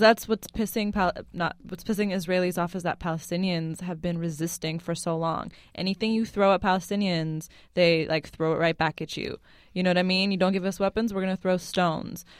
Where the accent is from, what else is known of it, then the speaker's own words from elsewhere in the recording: Lebanon; now in United States; I'm Syrian and I'm Lebanese, and I grew up in Lebanon